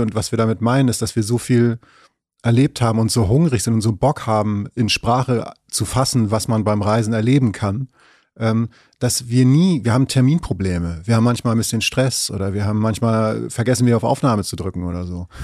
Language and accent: German; Schleswig-Holstein, Germany; Ich komme ähm, aus Schleswig-Holstein an der Grenze zu Hamburg